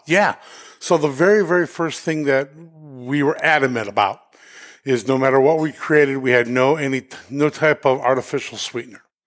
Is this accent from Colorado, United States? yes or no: yes; Denver, Colorado, United States; moved away as an adult; now in New Hampshire, United States; we're originally from Denver